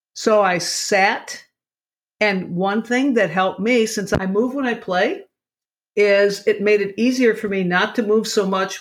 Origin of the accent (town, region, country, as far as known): Lockport, Illinois, United States; born or raised there